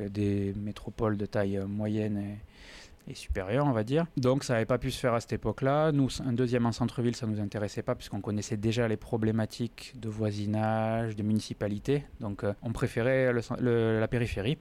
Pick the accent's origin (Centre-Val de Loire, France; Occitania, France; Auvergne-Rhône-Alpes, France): Occitania, France; Toulouse; also born or lived in Pau; je suis né à Toulouse euh, maintenant il y a 42 ans. J'ai pas quitté ma ville sauf pour les études.